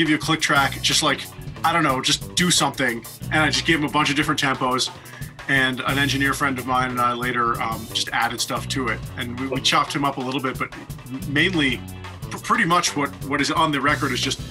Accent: New York, United States; moved away as an adult; also born or lived in Boston, Massachusetts, United States; now in Los Angeles, United States; I was born in Boston, grew up in New York

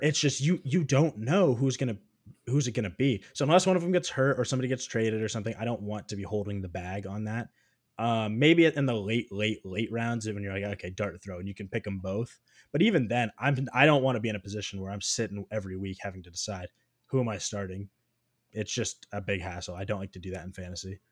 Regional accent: Iowa, United States; I'm from Iowa

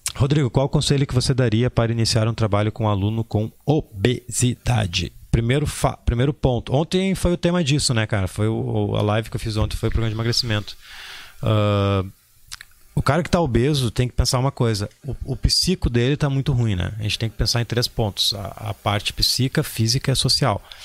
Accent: Porto Alegre, Rio Grande do Sul, Brazil; eu sou de Porto Alegre

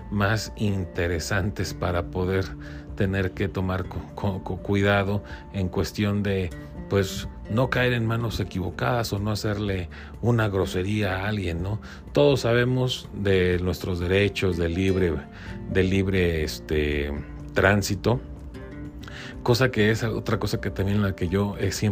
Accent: Mexico; yo como mexicano puedo

